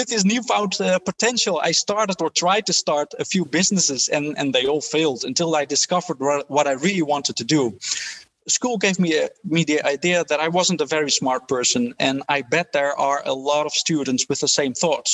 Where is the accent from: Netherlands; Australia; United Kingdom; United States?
Netherlands; Haarlem, North Holland; I grew up in Haarlem in the Netherlands in a relatively poor family in Dutch standards